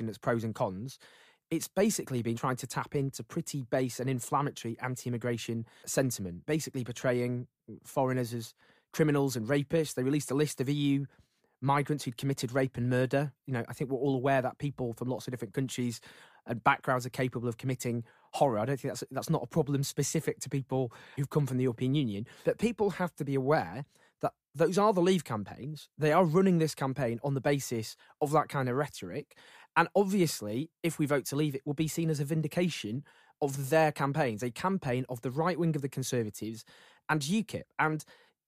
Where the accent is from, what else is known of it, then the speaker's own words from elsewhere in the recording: Stockport, North West England, United Kingdom; I grew up in Stockport, and no disrespect to my beloved hometown